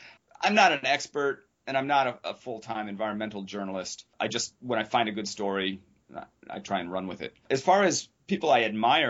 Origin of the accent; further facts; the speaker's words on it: Ann Arbor, Michigan, United States; also born or lived in New York State / New England; now in Miami, United States; I grew up in Ann Arbor, Michigan.